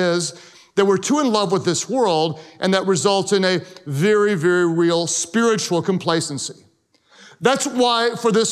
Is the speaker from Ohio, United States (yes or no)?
no; Oklahoma, United States; I am from Oklahoma